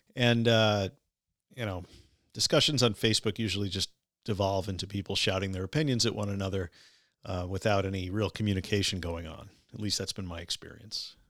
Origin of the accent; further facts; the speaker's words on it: Syosset, New York, United States; now in Oyster Bay, United States; I grew up the street in Syosset, but I also attended St. Dominic's Elementary in the late 1970s.